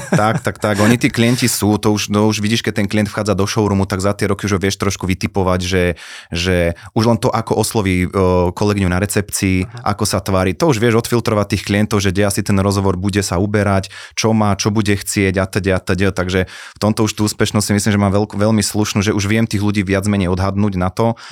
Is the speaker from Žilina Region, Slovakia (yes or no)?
yes; Žilina, Žilina Region, Slovakia; u nás v Žiline